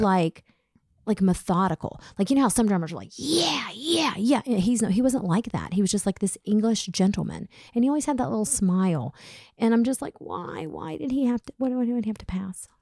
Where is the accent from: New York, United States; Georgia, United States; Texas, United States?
Georgia, United States; Smyrna; growing up in Smyrna, Georgia